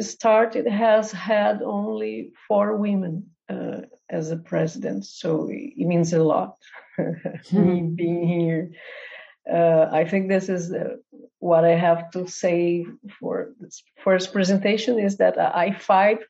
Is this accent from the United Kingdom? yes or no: no; Brazil; also born or lived in Porto Alegre, Brazil; I'm from Brazil. I'm based in Porto Alegre